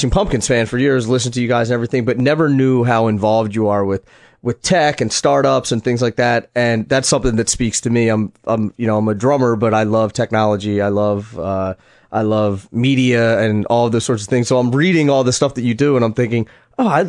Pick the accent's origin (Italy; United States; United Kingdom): United States; Philadelphia, Pennsylvania; in Philly, my hometown